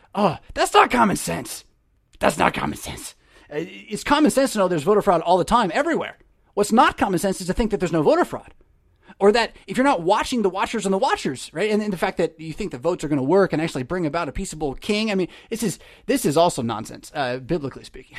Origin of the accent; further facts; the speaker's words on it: United States; my rights as an American citizen